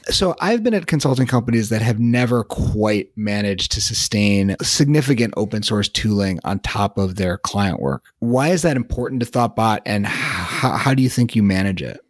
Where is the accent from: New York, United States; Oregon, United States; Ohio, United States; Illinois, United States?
Illinois, United States; Chicago; moved away as an adult; also born or lived in Boston; I grew up in Chicago, but I lived in Boston for a while and had just moved back to Chicago at that point